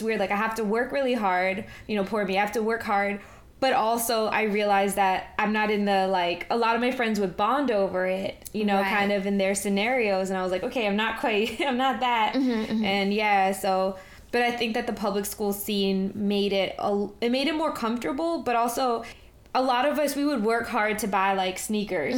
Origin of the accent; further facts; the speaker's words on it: New York City, New York, United States; That's how I grew up in New York City